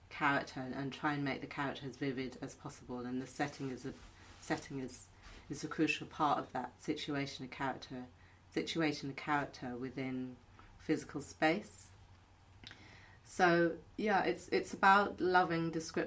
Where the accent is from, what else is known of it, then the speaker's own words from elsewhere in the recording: London, United Kingdom; I'm a Londoner